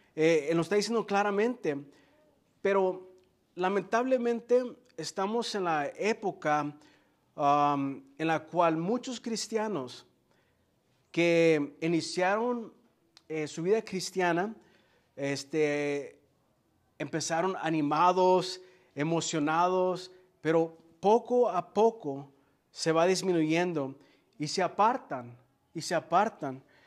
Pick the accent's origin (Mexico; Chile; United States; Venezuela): Mexico; Guadalajara, Jalisco; Yo soy, yo soy de Jalisco, ¿eh? De Guadalajara, Jalisco. Entonces yo sí soy tapatío.